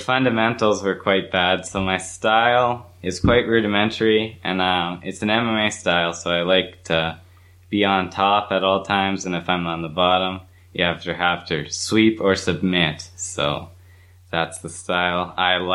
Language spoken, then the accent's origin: English; Esterhazy, Saskatchewan, Canada; I'm from Esterhazy, Saskatchewan, Canada